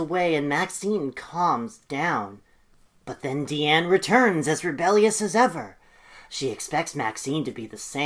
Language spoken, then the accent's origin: English; Ireland; the experience of being Irish